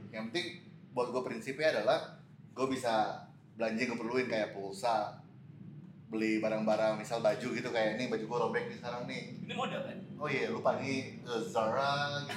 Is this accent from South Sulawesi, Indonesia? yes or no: no; Manado, North Sulawesi, Indonesia; born there; moved away; also born or lived in United States; gede di, maksudnya gue lahir